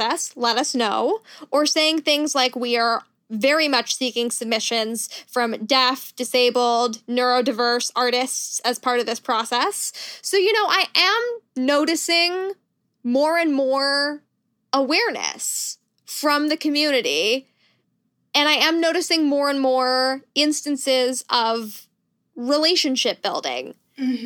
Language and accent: English; Canada; moved away as an adult; also born or lived in United States; I am Canadian and I moved back to Canada a couple of years ago